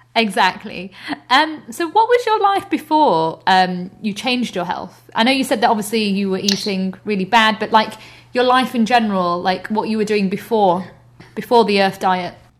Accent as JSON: {"language": "English", "region": "the north of England", "country": "United Kingdom", "moved": "yes", "said": "I'm actually from up north"}